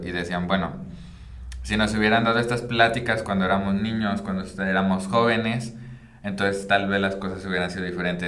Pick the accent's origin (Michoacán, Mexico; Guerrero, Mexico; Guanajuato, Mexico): Michoacán, Mexico; moved away as an adult; also born or lived in Chiapas; now in Monterrey, Mexico; no soy de, de Monterrey, vengo de Michoacán y he estado viajando como un poco por todos lados de la República